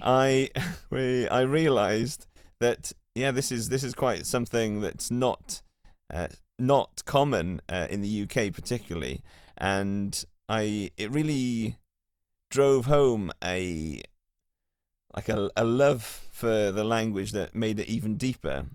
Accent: Carmarthen, Wales, United Kingdom; moved away as an adult; now in Cardiff, United Kingdom; So I grew up in Carmarthen, uh, where there was a lot of Welsh, uh, around the place.

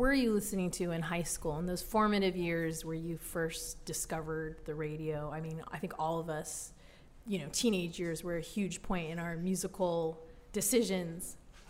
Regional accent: California, United States; I grew up in California

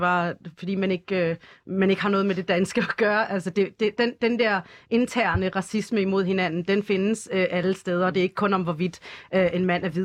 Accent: Denmark; jeg er dansk

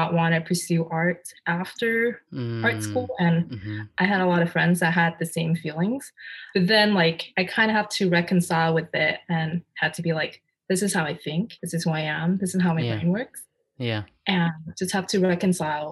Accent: Chicago, Illinois, United States; also born or lived in Pittsburgh; now in Portland, United States; originally I live in Portland and I grew up in Chicago

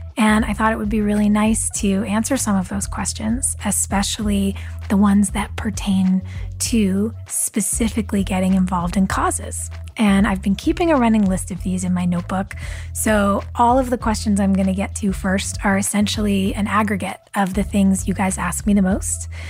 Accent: Southern California, United States; back when I was a kid, growing up in Southern California

